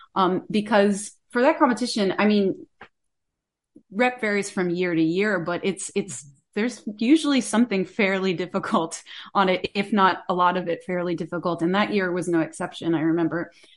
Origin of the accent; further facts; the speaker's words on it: about an hour north of Tampa, Florida, United States; moved away; where I grew up, I'm, I'm from Florida originally, uh, north, about an hour north of the Tampa area.